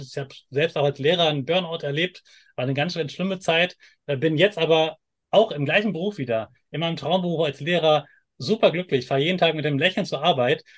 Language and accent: German; Germany; ich komme aus Deutschland